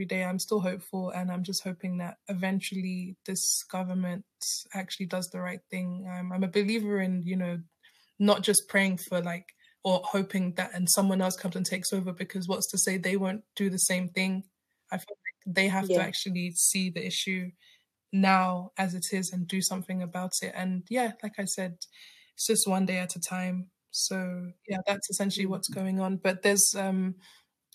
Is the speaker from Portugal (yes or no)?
no; Cameroon; I don't like to say I'm French, but I'm from Francophone side.